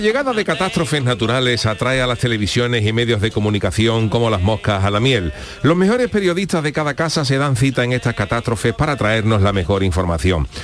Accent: Cádiz, Andalusia, Spain; yo, que soy de Cádiz

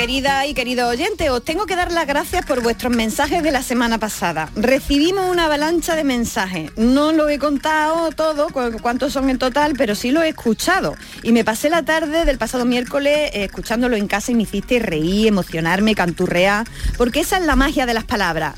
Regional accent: Andalusia, Spain; accent: Andalusian; los andaluces y contra nuestro acento

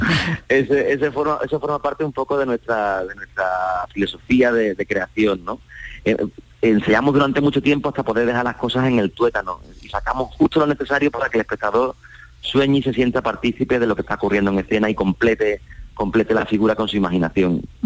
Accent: Cádiz, Andalusia, Spain; siendo gaditano

